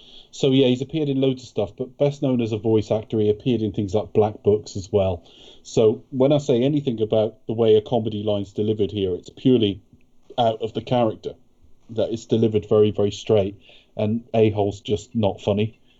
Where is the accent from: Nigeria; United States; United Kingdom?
United Kingdom; Yeah, we're British, we're gentlemen.